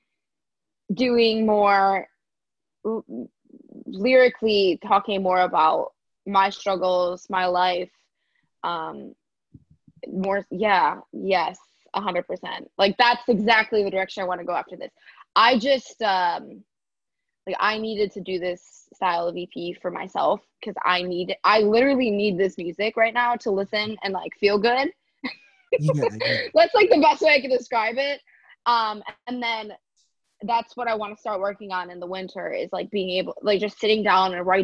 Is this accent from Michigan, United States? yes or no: yes; Michigan, United States; moved away; growing up in Michigan